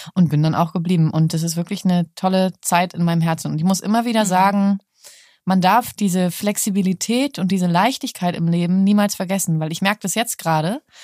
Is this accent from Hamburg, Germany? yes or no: yes; Hamburg, Germany; now in Berlin, Germany; Ich mag Hamburg auch. Ist ja, ist ja meine Heimatstadt